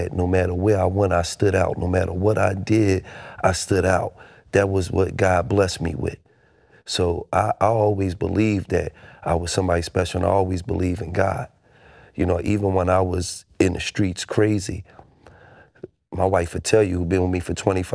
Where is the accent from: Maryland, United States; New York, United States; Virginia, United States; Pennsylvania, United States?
Pennsylvania, United States; Philadelphia; growing up in Philadelphia